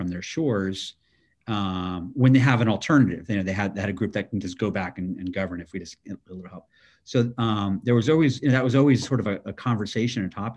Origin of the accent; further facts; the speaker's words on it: Miami, Florida, United States; I'm born and raised in Miami, Florida. I still live here, so I'm a local kid.